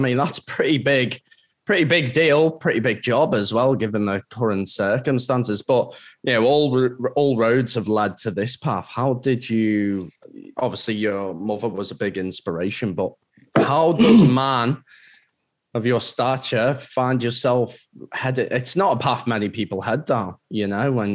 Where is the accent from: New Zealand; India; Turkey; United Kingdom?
United Kingdom; England; now in Magnetic Island, Australia; growing up in England